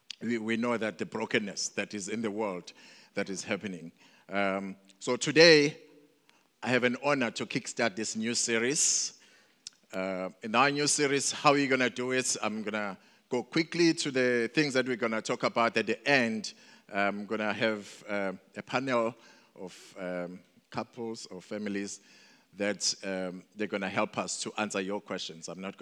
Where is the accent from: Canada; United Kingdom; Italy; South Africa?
South Africa; Mandeni, KwaZulu-Natal; also born or lived in Durban; I was born here in Durban, but when I was 2 years old, we moved to Mandeni, coming from a family of seven.